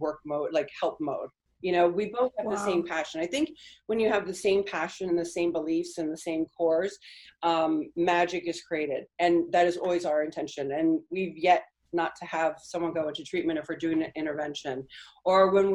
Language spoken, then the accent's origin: English; California, United States; first language Spanish; English is a second language; also born or lived in Argentina; I'm from California. I was born in California. My family's from Argentina, and I grew up in Argentina